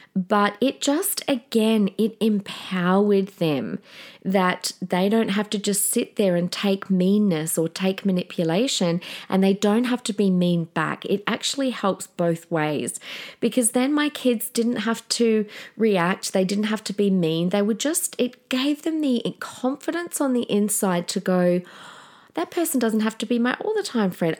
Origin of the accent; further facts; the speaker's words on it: Adelaide, South Australia, Australia; now in Queensland, Australia; we're all from Adelaide